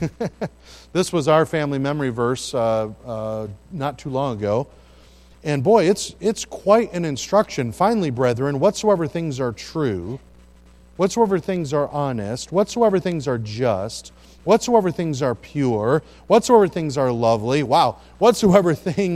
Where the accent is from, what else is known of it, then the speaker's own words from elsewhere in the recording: Midland, Michigan, United States; also born or lived in St. Joseph, Michigan; now in Pensacola, United States; I am a Michigander, and I was born over in St. Joe, and then grew up in Midland, Michigan